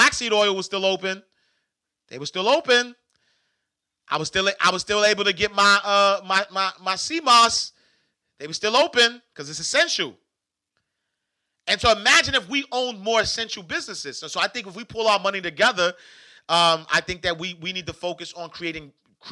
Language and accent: English; New York City, New York, United States; now in Atlanta, United States; the project that I grew up in New York was 15 acres